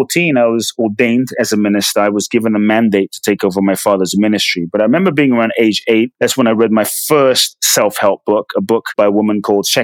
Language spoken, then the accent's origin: English; London, United Kingdom; also born or lived in Ghana; now in United States; I was born in Ghana, West Africa. My father's from Ghana. My mother's from Japan. I grew up in London. I currently live in the US